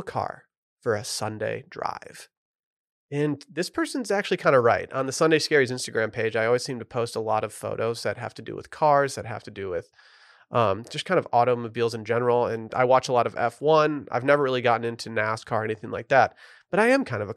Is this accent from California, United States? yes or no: no; Harbor Springs, Michigan, United States; moved away as an adult; now in Texas, United States; my hometown of Harbor Springs